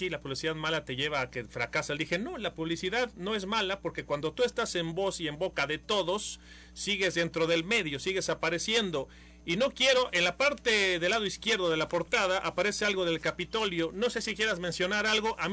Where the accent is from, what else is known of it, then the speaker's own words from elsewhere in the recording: Mexico; nosotros por historia como mexicanos somos imitadores.